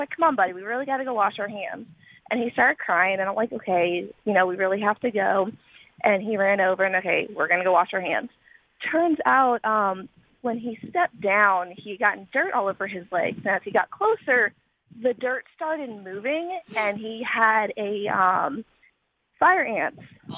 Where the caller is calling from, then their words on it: Raleigh, North Carolina, United States; I am calling from Raleigh.